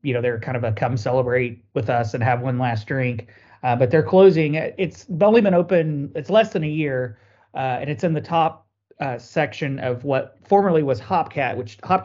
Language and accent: English; Mitchell, Indiana, United States; born or raised there; now in Louisville, United States